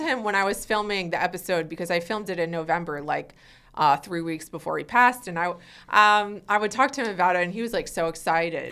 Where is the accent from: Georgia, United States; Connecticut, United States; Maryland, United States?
Connecticut, United States; Weston; moved away as an adult; now in Los Angeles, United States; I grew up in, like, a really preppy town in Connecticut